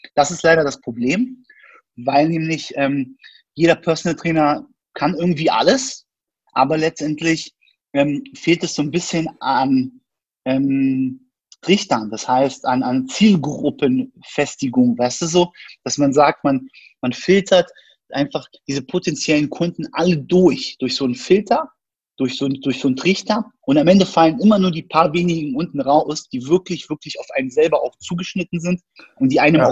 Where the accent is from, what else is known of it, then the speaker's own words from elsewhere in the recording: Berlin, Germany; ich bin in Berlin geboren, bin eigentlich Berliner quasi, Ur Urgestein